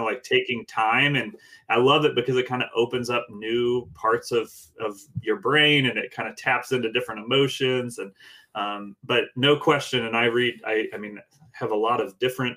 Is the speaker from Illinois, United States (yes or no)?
no; Indiana, United States; We're from Indiana